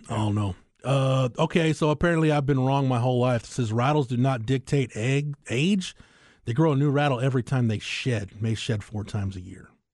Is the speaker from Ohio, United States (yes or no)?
no; Andes, Texas, United States; I grew up in Andes, so even, even more out in the sticks than you would think.